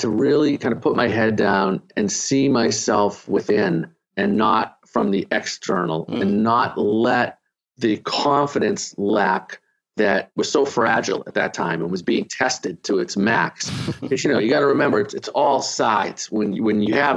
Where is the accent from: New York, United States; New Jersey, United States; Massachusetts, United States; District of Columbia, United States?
Massachusetts, United States; Boston; also born or lived in Arlington, Massachusetts; now in Miami, United States; I'm from Boston. I live in Miami.